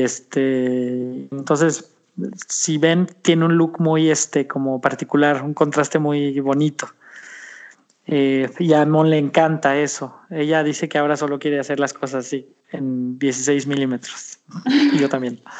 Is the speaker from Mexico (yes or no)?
yes; Mexico; como decimos en México